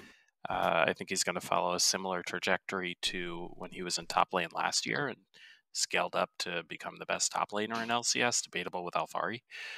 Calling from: Chicago, Illinois, United States; The suburbs of Chicago, Illinois.

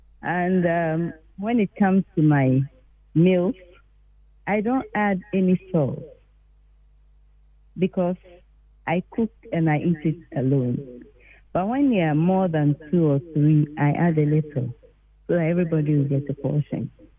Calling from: Tema, Greater Accra, Ghana; calling from Tema.

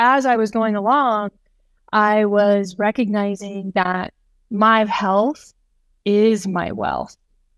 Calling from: Bozeman, Montana, United States; I am coming in from Bozeman, Montana.

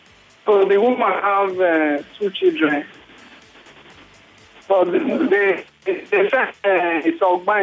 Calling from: Ikeja, Lagos, Nigeria; calling from Ikeja.

